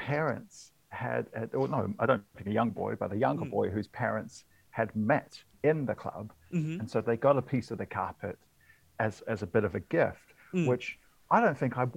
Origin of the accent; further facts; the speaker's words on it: Wellington, New Zealand; moved away; I've just got back to my hometown of Wellington